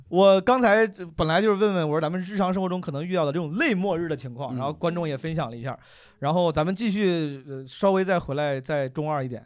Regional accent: Zhengzhou, Henan, China; moved away; 去年我老家七二零郑州包雨嘛

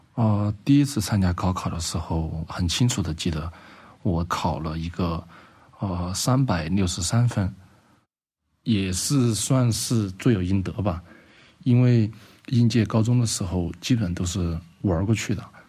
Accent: Guangzhou, Guangdong, China; now in Chengdu, China; 因为我小时候是在广州长大的

